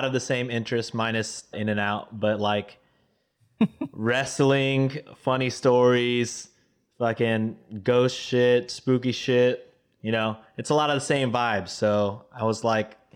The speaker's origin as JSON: {"language": "English", "region": "Texas", "country": "United States", "said": "Texan, baby"}